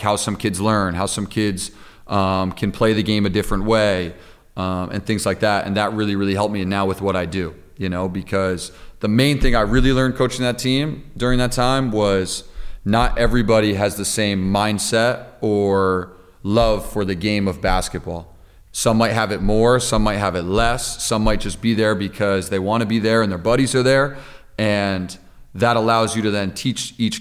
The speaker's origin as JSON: {"language": "English", "town": "Pine Plains", "region": "New York", "country": "United States", "tie": "born or raised there", "said": "playing high school basketball in Pine Plains"}